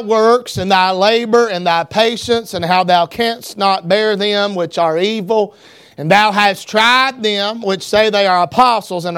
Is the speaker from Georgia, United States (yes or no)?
yes; North Georgia, United States; I grew up in North Georgia, and I thank God for where I grew up, how I was raised